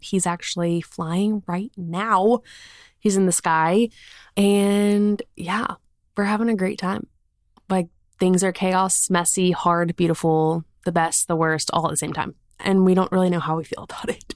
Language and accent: English; South Carolina, United States; moved away as an adult; now in Birmingham, United States; We're from South Carolina. Like, that's where our family is. We currently live in Birmingham.